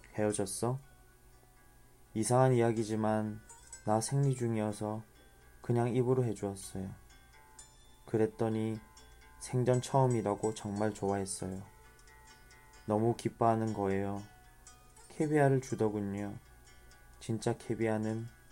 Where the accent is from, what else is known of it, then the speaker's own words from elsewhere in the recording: Changwon, South Gyeongsang, South Korea; 제 고향 마산에서